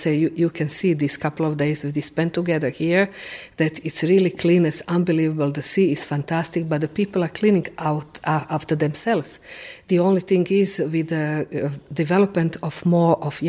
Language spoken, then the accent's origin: English; Croatia